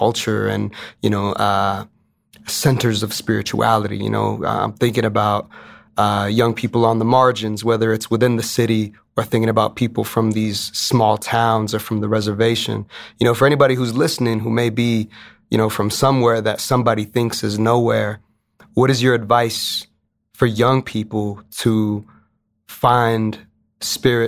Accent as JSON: {"language": "English", "town": "Rawlins", "region": "Wyoming", "country": "United States", "also_born_or_lived": "Laramie, Wyoming", "said": "being from Wyoming myself, you know, I'm from Rawlins. I spent about 8 years in Laramie"}